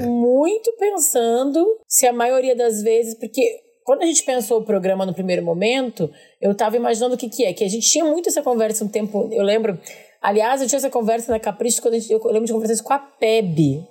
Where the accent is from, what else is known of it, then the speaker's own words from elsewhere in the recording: Porto Alegre, Rio Grande do Sul, Brazil; moved away; dos conterrâneos de Porto Alegre